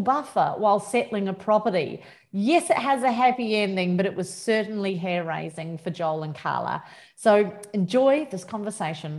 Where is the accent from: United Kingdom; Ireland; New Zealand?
New Zealand; now in Australia; which is a Kiwi for me.